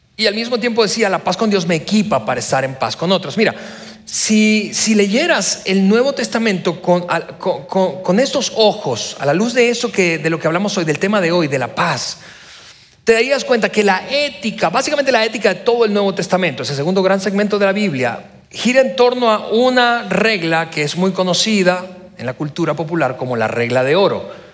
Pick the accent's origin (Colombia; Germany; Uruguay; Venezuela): Venezuela; now in Mexico; yo no soy mexicano, yo casi soy mexicano, pero soy venezolano de nacimiento. Así que haber nacido en Venezuela